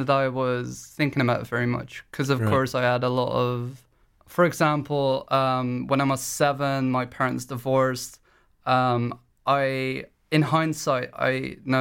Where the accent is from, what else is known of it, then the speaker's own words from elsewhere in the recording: De Meern, Utrecht, Netherlands; I grew up in De Meern